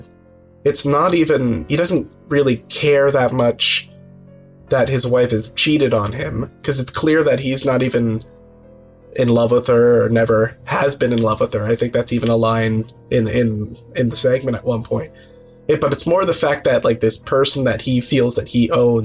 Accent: Atlantic Canada, Canada; I'm from Atlantic Canada, so the sea is very much in my blood

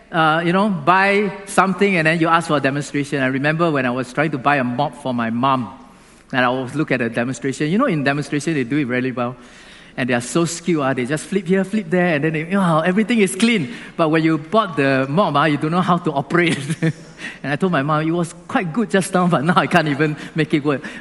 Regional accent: Singapore; Now, being a Singaporean, you also have to do something. Like, you cannot eat chewing gum in our country, right?

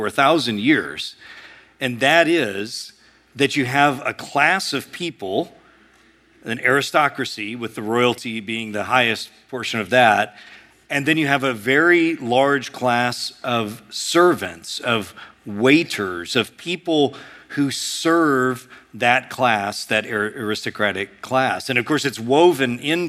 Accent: United States; we as Americans

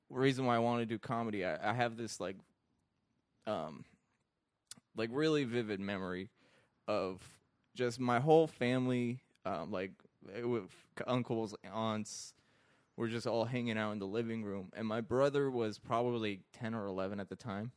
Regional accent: Iraq; now in United States; I grew up in Iraq.

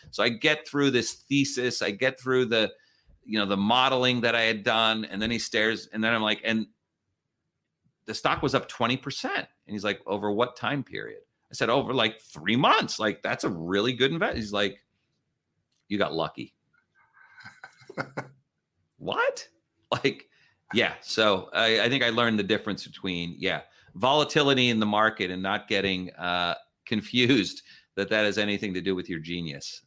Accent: northern New Jersey, United States; moved away as an adult; now in Palo Alto, United States; having grown up in northern New Jersey

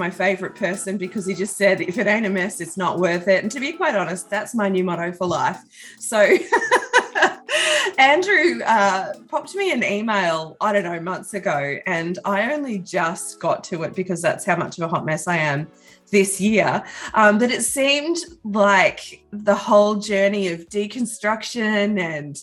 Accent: Australia; I am Australian

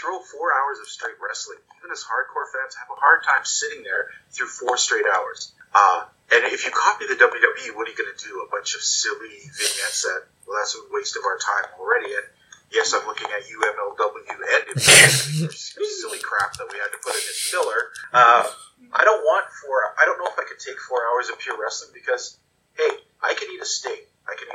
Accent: Calgary, Alberta, Canada; growing up in the Stampede area

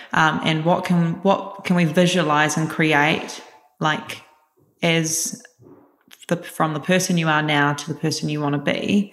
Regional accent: Christchurch, Canterbury, New Zealand; moved away as an adult; now in Auckland, New Zealand; I am originally from Christchurch, New Zealand, and then moved up to Auckland after the earthquakes

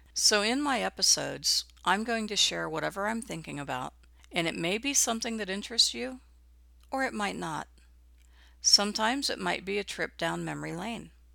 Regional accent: Midwest, United States; I grew up in the Midwest during the nineteen sixties.

